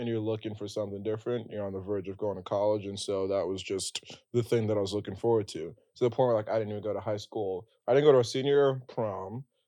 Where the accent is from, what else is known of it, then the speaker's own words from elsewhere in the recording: West Windsor, New Jersey, United States; moved away as an adult; now in New York City, United States; we're from Central Jersey